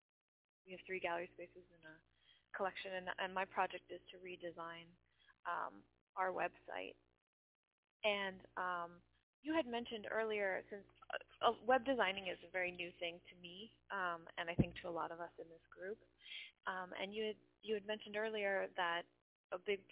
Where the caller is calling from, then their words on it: Oshkosh, Wisconsin, United States; Yeah, so this is … again, and I'm coming from Oshkosh, Wisconsin.